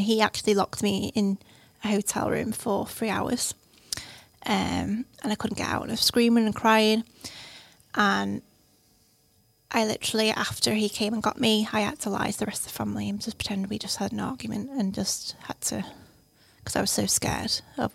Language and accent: English; the Wirral, North West England, United Kingdom; moved away as an adult; also born or lived in Lancaster; I'm from the Wirral